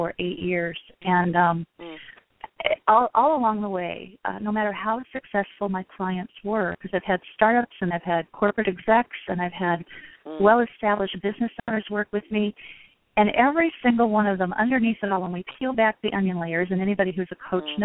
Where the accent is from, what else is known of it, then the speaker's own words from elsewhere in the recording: West Coast, United States; now in Midwest, United States; I'm living in the Midwest now in the United States. I'm originally from the West Coast